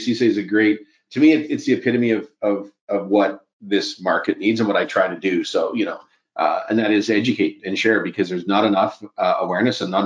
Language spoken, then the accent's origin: English; Edmonton, Alberta, Canada; now in Calgary, Canada; I grew up in Western Canada, prairie town, a lot of snow, cold, dark winters